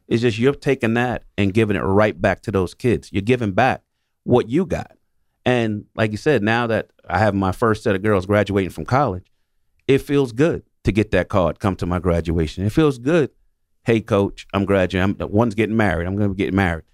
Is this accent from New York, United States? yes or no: yes; New York City, New York, United States; I'm born and raised in New York City, in the projects in New York City